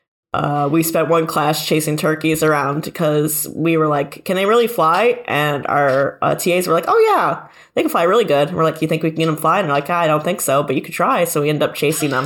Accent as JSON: {"language": "English", "region": "Michigan", "country": "United States", "said": "I'm from like Michigan"}